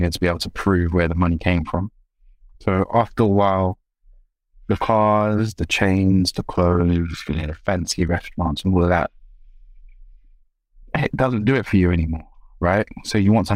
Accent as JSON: {"language": "English", "region": "London", "country": "United Kingdom", "tie": "born or raised there", "said": "But I was raised in South London. So the person that you see before you, I'm made of South London stock"}